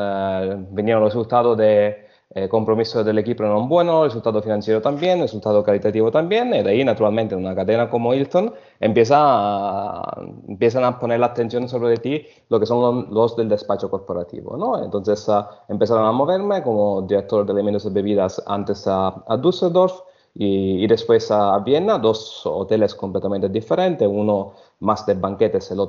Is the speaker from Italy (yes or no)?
yes; Sicily, Italy; Spanish is a second language; also born or lived in Germany; soy de origen italiana. Nací en Alemania, pero desde pequeño ya estuve en Sicilia, donde efectivamente crecí.